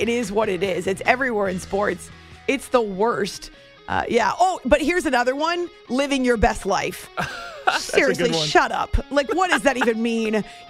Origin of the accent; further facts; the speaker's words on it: New Hampshire, United States; I grew up in New Hampshire.